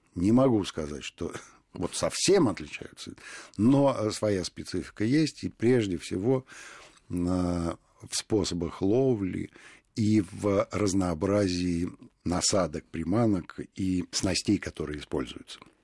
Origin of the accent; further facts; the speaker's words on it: Moscow, Russia; мы, москвичи